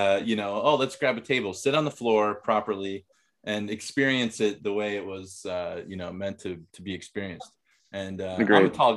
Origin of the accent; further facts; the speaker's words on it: Midwest, United States; moved away as an adult; also born or lived in Minnesota; now in South Korea; growing up in the Midwest